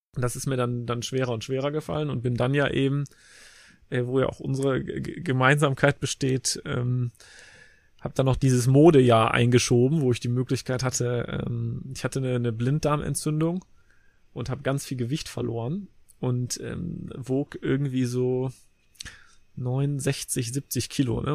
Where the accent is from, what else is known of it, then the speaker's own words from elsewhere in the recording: Leverkusen, North Rhine-Westphalia, Germany; ich bin in Leverkusen zur Schule gegangen